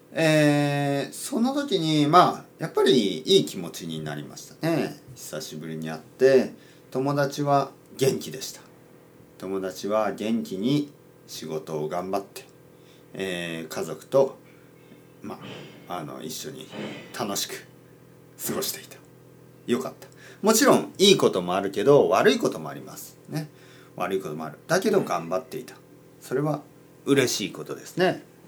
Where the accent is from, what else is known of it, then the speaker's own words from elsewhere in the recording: Kyushu, Oita, Japan; moved away; 僕の出身は九州の大分県です